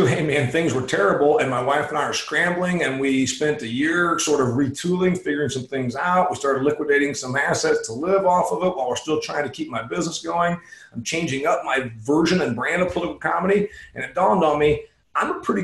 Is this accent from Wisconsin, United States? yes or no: no; Huntington, Indiana, United States; also born or lived in Phoenix, Arizona; my hometown of Huntington, Indiana. I live here half the year. I live in Phoenix the other half of the year